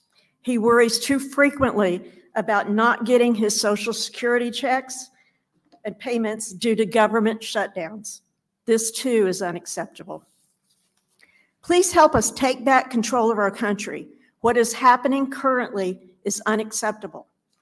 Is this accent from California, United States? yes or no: no; Chillicothe, Ohio, United States; from Chillicothe, Ohio.